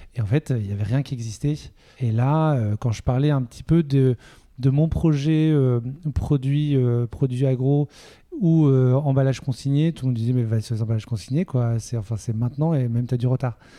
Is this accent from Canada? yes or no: no; Toulouse, Occitania, France; moved away as an adult; now in Nantes, France; je viens de Toulouse